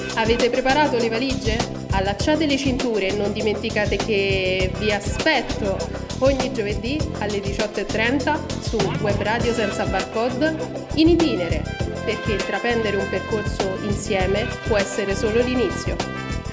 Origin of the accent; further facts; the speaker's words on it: Rome, Lazio, Italy; io poi sono di Roma